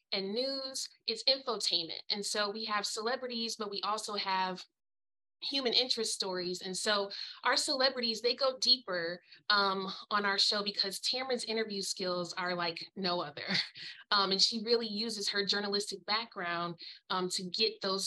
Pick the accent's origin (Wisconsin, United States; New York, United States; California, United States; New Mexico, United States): Wisconsin, United States; Milwaukee; And I'm from the Midwest, Milwaukee, Wisconsin.